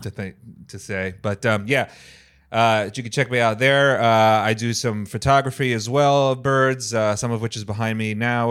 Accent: Rhode Island, United States; moved away as an adult; also born or lived in New Hampshire; now in Los Angeles, United States; I'm from Rhode Island originally.

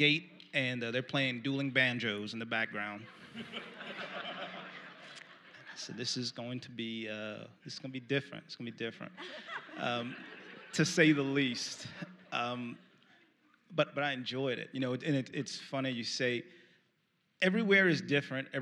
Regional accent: New York City, New York, United States; moved away as an adult; also born or lived in Valdosta, Georgia / North Dakota; I grew up in Brooklyn, New York.

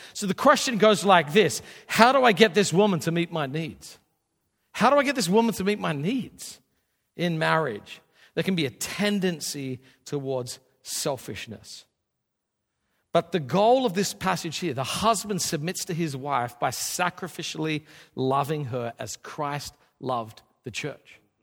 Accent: Australia; I, I grew up in Australia.

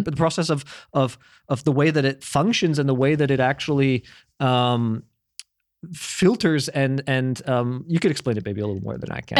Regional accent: Canada; moved away as an adult; I was raised in Canada

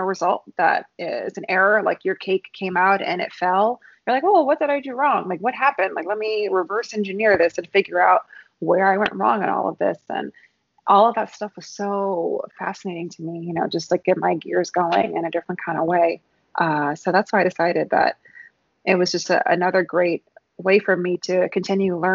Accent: New Orleans, Louisiana, United States; moved away as an adult; also born or lived in San Francisco; for us growing up in New Orleans, it's food is such a celebratory cultural experience

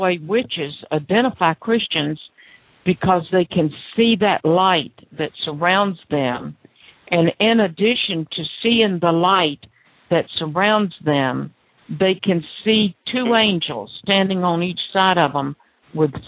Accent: the South, United States; accent: southern; southern accent like me

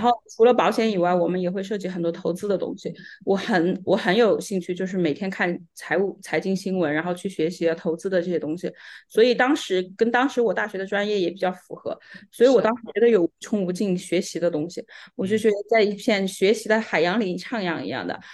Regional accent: Sichuan, China; moved away as an adult; also born or lived in Macau; now in Vancouver, Canada; 我呢是出生长大在四川，跟 Calvin 呢是老乡

